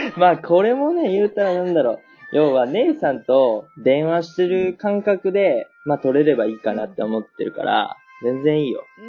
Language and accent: Japanese; Nagoya, Aichi, Japan; now in Germany; 僕ね、名古屋出身というか愛知県出身なんだけど